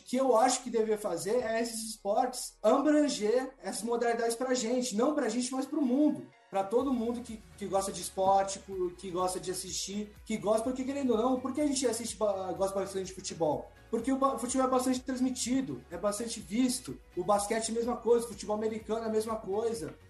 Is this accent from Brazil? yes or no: yes; Brazil; nós brasileiros